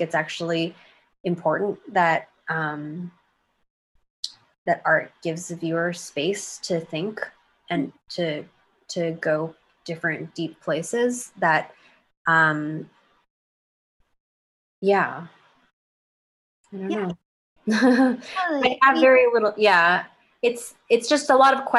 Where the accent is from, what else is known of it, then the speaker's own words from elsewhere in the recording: United States; grown up as like an American kid